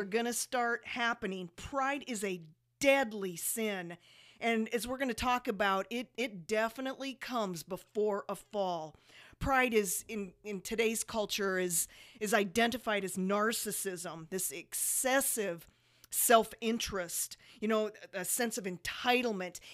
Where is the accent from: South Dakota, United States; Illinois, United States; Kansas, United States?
South Dakota, United States; now in Las Vegas, United States; Jody and I moved from one of the coldest places